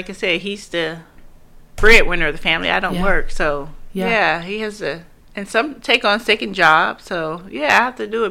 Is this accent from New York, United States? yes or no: no; Michigan, United States; moved away; I'm from Michigan